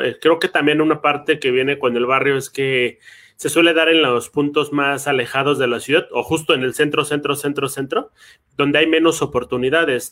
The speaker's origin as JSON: {"language": "Spanish", "region": "Mexico City", "country": "Mexico", "said": "los dos venimos de barrio, ¿no? Yo vengo de Tlalpan"}